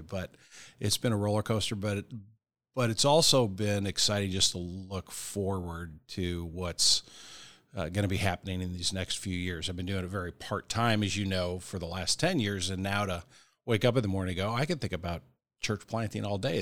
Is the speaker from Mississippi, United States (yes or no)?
no; Kirkwood, Missouri, United States; Born and raised in Kirkwood, Missouri, which is a suburb of Saint Louis